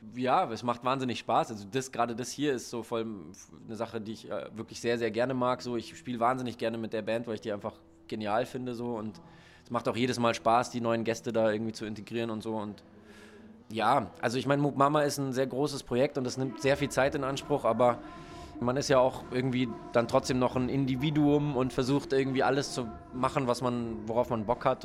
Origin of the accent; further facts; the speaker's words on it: Munich, Bavaria, Germany; moved away as an adult; now in Hamburg, Germany; München ist immer noch so meine Heimatstadt